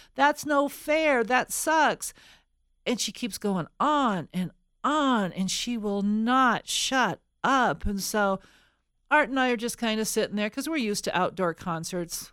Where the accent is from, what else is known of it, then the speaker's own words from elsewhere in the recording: Colorado, United States; We are from Colorado.